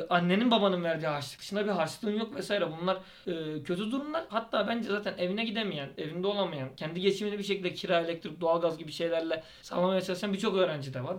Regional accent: Aydın, Turkey; ben Aydınlıyım

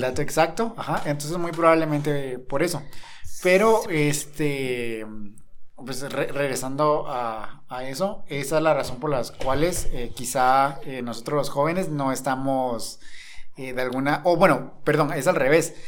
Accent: Guatemala; nosotros acá en Guatemala

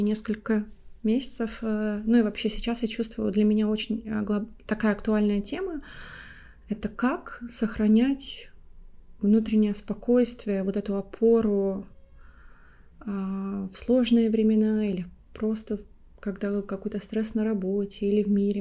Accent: Latvia; now in London, United Kingdom; я родилась и выросла в Латвии, уже 11 лет также живу в Лондоне

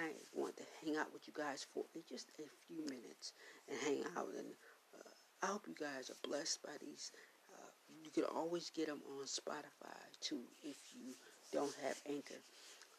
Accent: Buffalo, New York, United States; I grew up in New Zion Baptist Church there in Buffalo, New York

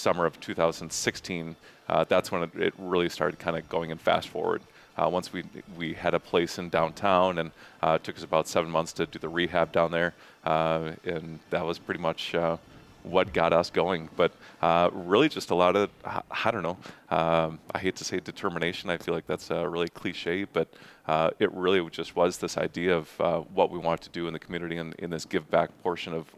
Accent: Eau Claire, Wisconsin, United States; being born and raised in Eau Claire

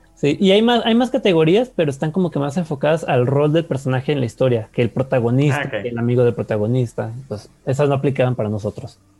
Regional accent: Mexico; somos mexicanos

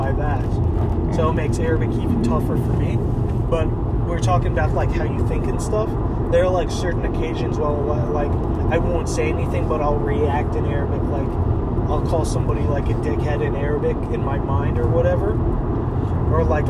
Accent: United States; I was born and raised in the U.S.

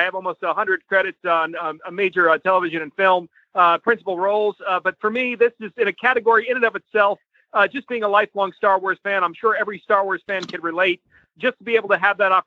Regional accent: New York, United States; moved away; I'm originally from New York

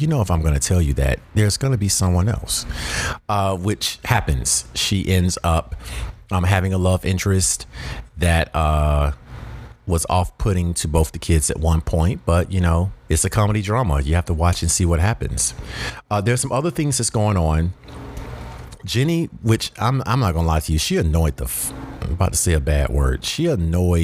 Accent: the South, United States; I personally feel like I'm from the South

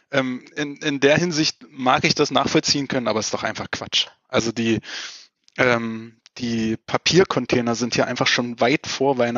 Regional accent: Berlin, Germany; ich, als Berliner muss ich ja öfter mal so ein Special Öko-Bio-Hipster-Nachhaltigkeitstipp bringen.

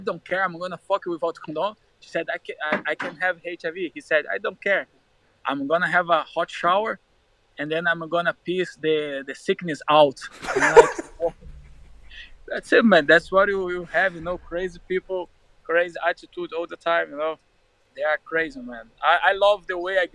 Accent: Rio de Janeiro, Brazil; English is a second language; moved away as an adult; also born or lived in Minas Gerais / Milan, Italy; now in London, United Kingdom; I grew up in Rio de Janeiro

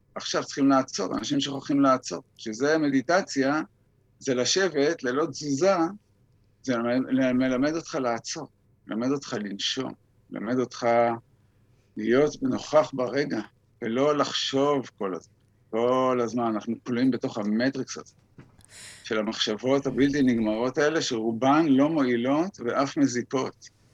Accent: Israel; אני גדלתי בקיבוץ

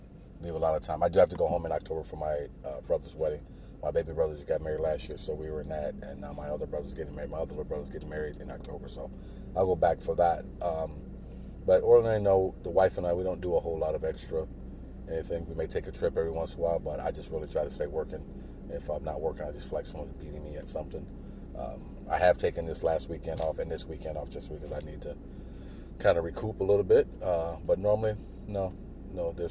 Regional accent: Detroit, Michigan, United States; Originally in Detroit. For the first half of my childhood, then my mom moved us to a small town called Quebec, just about an hour or so north of Detroit.

